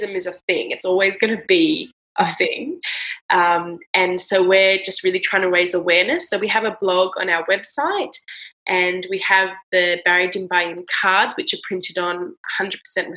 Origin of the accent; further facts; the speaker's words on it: Australia; I'm from Australia